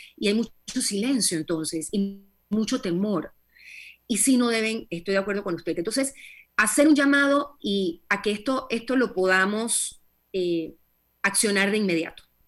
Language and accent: Spanish; Panama; como panameños